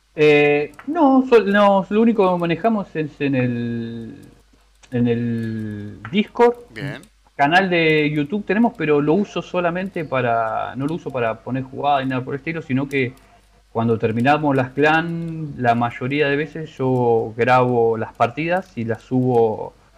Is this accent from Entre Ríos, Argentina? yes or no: no; La Matanza, Buenos Aires Province, Argentina; de Buenos Aires, de Buenos Aires, de La Matanza.